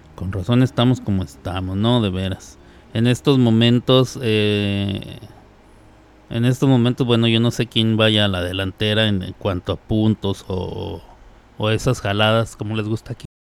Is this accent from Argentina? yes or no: no; Mexico; moved away